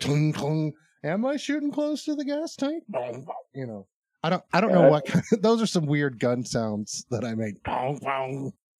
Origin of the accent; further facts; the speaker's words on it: Arkansas, United States; I guess we are from Arkansas.